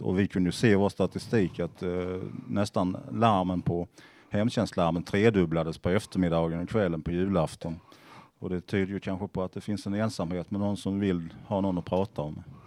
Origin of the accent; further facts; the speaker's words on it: Sweden; Jag växte upp i södra Småland